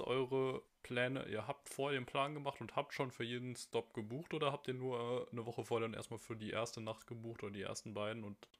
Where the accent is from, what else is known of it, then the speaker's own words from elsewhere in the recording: Rhineland-Palatinate, Germany; bei uns in Rheinland-Pfalz